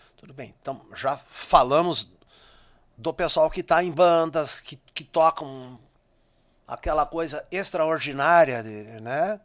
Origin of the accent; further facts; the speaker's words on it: Marcelino Ramos, Rio Grande do Sul, Brazil; moved away; Marcelino Ramos, minha terra natal.